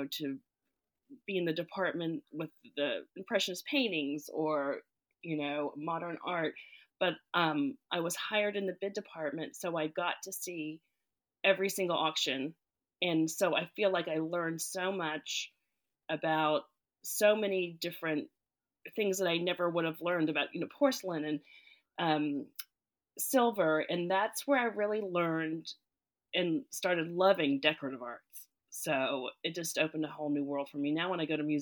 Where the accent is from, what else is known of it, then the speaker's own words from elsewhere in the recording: Fort Worth, Texas, United States; I grew up in Fort Worth, Texas